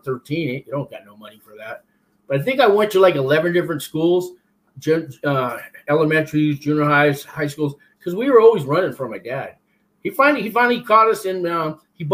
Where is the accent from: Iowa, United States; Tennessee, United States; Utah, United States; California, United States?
California, United States; San Francisco; also born or lived in Florence, Colorado; I was born and raised in San Francisco